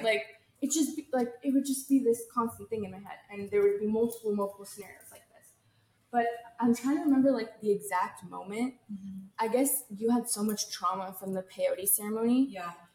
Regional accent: California, United States; I'm from California

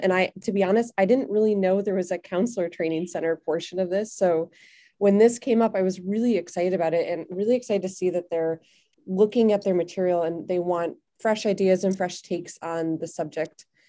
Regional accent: Chicago, Illinois, United States; also born or lived in Belgium; now in Bangkok, Thailand; I'm originally from Chicago

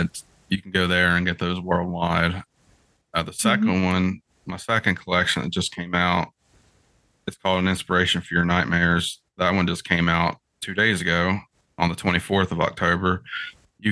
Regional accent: West Virginia, United States; I'm from West Virginia

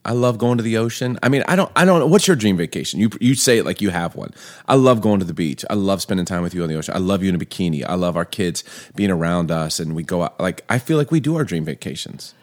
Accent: Chicago, Illinois, United States; also born or lived in Baltimore; growing up in Baltimore, Chicago

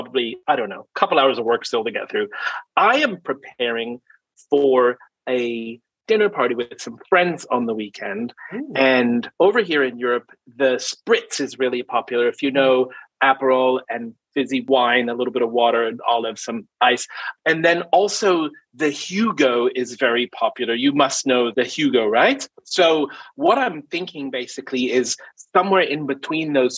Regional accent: New Zealand; I grew up in New Zealand

